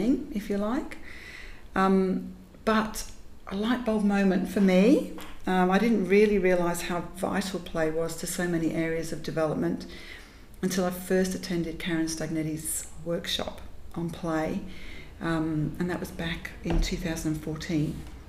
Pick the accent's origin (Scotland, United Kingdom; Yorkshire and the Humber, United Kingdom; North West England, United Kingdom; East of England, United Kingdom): Yorkshire and the Humber, United Kingdom; Growing up in Yorkshire, where there really wasn't much else